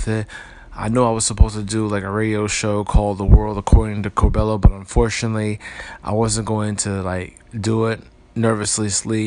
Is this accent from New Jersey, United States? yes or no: yes; Paterson, New Jersey, United States; I hail from Paterson, New Jersey, born July the 20th of 1980